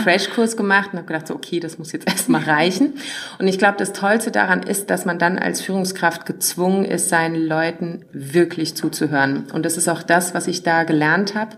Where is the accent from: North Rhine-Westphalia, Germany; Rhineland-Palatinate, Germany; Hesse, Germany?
Rhineland-Palatinate, Germany; Worms; moved away as an adult; also born or lived in Black Forest; now in Berlin, Germany; Ich habe Wurzeln im tiefsten Schwarzwald, bin dann aufgewachsen in der Nähe von Frankfurt in Worms